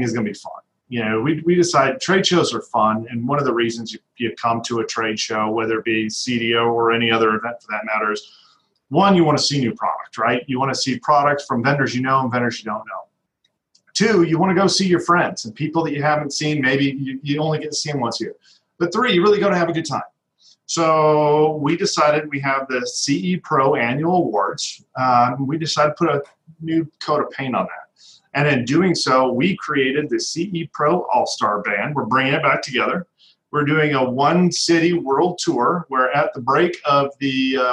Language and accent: English; Denver, Colorado, United States; moved away; I'm from Denver originally